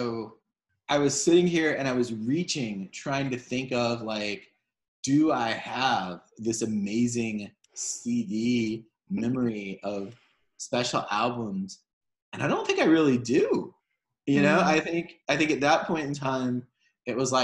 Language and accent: English; Charleston, South Carolina, United States; I was growing up in Charleston at that point in time